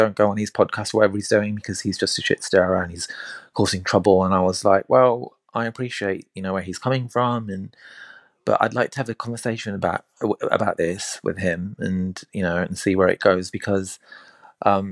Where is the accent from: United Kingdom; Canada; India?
India; I'm Indian